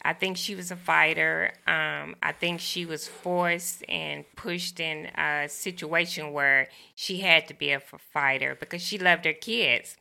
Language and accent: English; the South, United States; growing up in the South